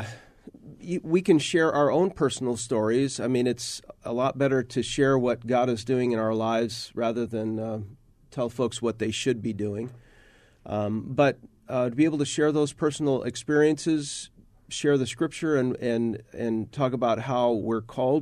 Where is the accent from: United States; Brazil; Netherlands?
United States; Phoenix, Arizona; I grew up in Phoenix, born in Phoenix.